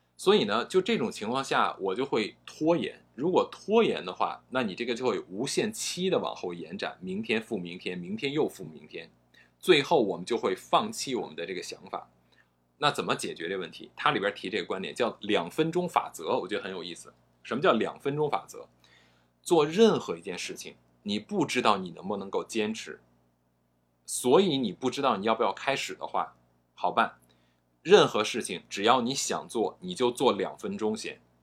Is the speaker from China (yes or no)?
yes; China; 我们中国人说话的时候，呃，都是一个你要自己悟的感觉